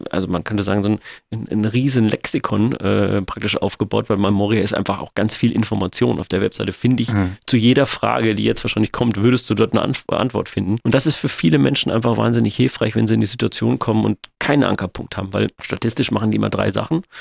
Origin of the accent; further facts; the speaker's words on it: Sindelfingen, Baden-Württemberg, Germany; now in Hamburg, Germany; ich komme aus Sindelfingen, wohne aber in Hamburg und meine Angehörigen wohnen aber noch